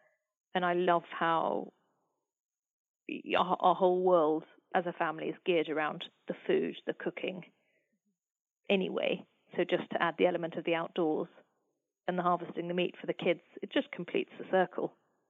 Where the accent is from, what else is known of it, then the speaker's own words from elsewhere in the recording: England, United Kingdom; also born or lived in United States; under 12, came back to the UK and went to school. So a lot of my families all live in the States, so I'm very English, but I do feel, you know, that I've got a part of me is very very close to America.